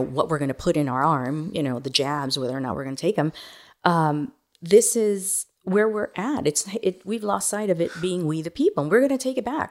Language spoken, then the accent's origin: English; Miami, Florida, United States; also born or lived in Managua, Nicaragua / New York City; now in Montgomery County, Texas, United States; I grew up in Miami